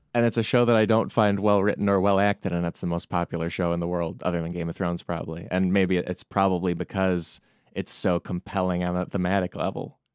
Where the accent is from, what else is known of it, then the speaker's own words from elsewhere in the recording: Chicago suburbs, Illinois, United States; also born or lived in New York City, United States; now in Los Angeles, United States; I grew up in the Chicago suburbs